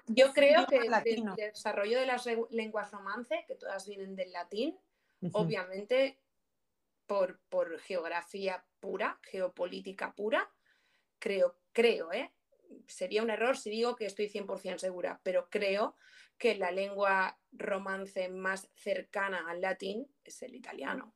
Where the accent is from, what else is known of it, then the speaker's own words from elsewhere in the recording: Spain; ¿qué pinta tengo yo de española?